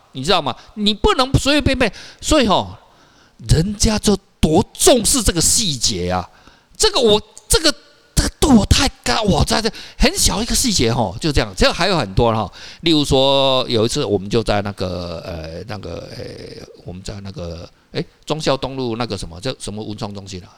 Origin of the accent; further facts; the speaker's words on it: Taiwan; 我们台湾人